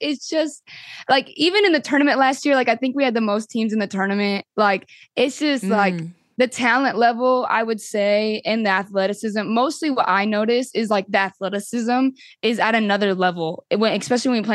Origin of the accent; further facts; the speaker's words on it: Washington, United States; now in Louisville, United States; I'm from Washington